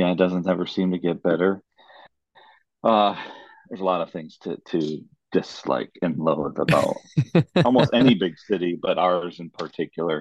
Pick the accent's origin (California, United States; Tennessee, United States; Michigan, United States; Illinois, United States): Illinois, United States; Chicago; also born or lived in Cartagena, Colombia; I'm originally from Chicagoland